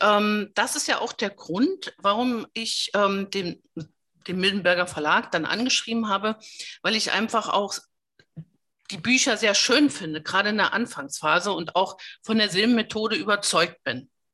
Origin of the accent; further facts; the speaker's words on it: GDR, East Germany, Germany; ich bin in der DDR groß geworden